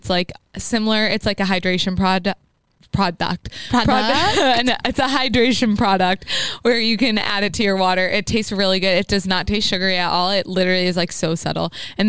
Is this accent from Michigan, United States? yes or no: no; Framingham, Massachusetts, United States; I'm from Framingham.